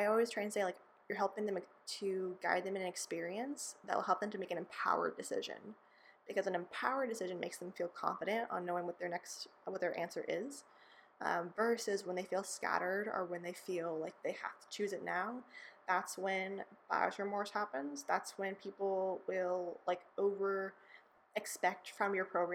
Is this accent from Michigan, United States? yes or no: no; California, United States; I grew up in California